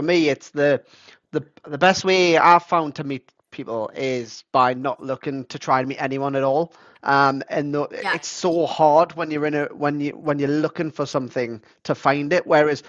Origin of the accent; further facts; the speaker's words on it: Geordie, North East England, United Kingdom; accent: Geordie; me being a Geordie